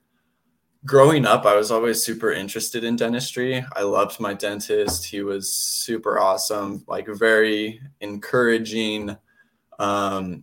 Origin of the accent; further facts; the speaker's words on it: California, United States; now in Utah, United States; I grew up in California